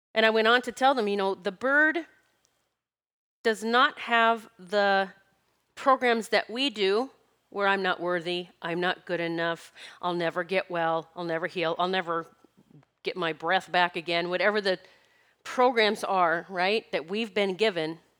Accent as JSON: {"language": "English", "region": "South Dakota", "country": "United States", "tie": "born or raised there", "said": "I grew up in South Dakota collecting gardens"}